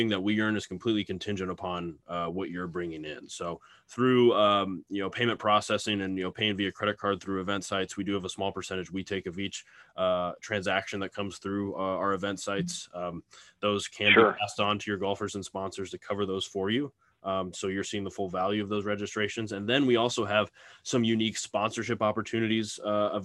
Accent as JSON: {"language": "English", "town": "Lincoln", "region": "Nebraska", "country": "United States", "said": "I'm from Lincoln, Nebraska, and that's actually where we're headquartered"}